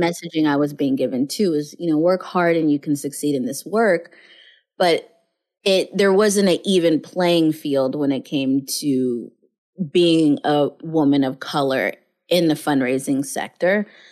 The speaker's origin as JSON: {"language": "English", "town": "Mobile", "region": "Alabama", "country": "United States", "tie": "born or raised there", "said": "I was born in Mobile, Alabama"}